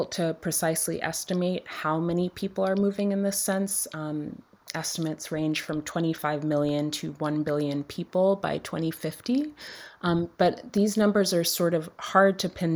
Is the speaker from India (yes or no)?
no; Dominica; I grew up in Dominica, which is a small island in the Caribbean